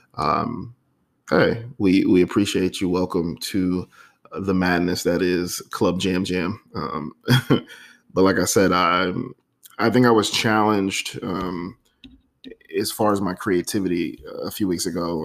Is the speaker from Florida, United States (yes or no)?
yes; Florida, United States; Florida, you know, my home state